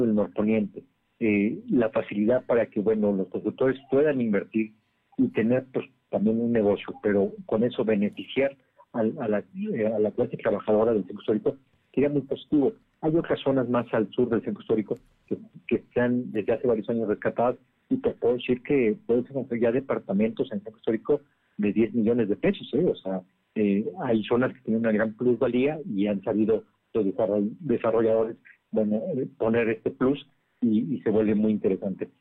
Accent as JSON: {"language": "Spanish", "region": "Puebla", "country": "Mexico", "said": "tenemos que estar muy orgullosos como poblanos"}